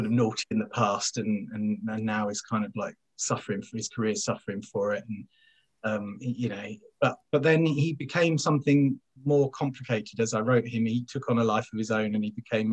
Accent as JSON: {"language": "English", "area": "west of London", "region": "South East England", "country": "United Kingdom", "tie": "born or raised there", "also_born_or_lived": "Essex", "moved": "as an adult", "lives_now": "Sheffield, United Kingdom", "said": "I was born there, but I didn't live there very long. I kind of grew up west of London."}